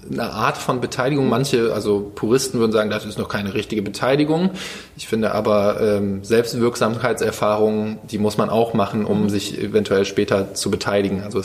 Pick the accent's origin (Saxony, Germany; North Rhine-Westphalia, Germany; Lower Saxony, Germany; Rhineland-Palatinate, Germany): North Rhine-Westphalia, Germany; Krefeld; ich komme ursprünglich aus Krefeld, Niederrhein und habe dort so in der Schülerband gespielt